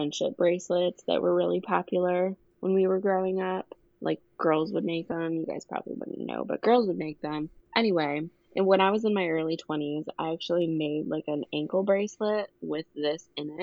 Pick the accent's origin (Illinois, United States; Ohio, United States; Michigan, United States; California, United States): Michigan, United States; I'm from Michigan